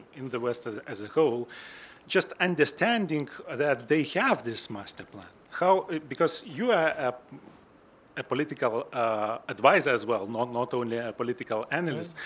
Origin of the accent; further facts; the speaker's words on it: Lithuania; I'm from Lithuania myself